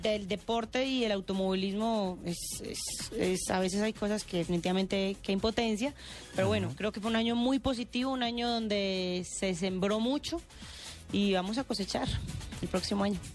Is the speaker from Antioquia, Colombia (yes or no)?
yes; Medellín, Antioquia, Colombia; accent: paisa; yo soy de Medellín